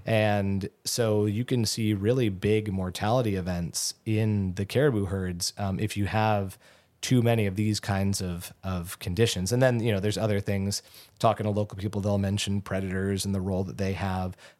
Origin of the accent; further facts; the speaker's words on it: Southern California, United States; moved away as an adult; also born or lived in Gainesville, Florida; now in Alaska, United States; I grew up in Southern California